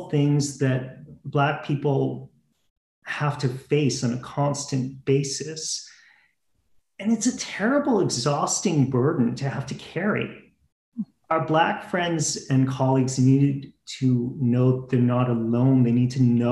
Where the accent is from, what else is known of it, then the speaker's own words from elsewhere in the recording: Halifax, Nova Scotia, Canada; I was born and raised in Halifax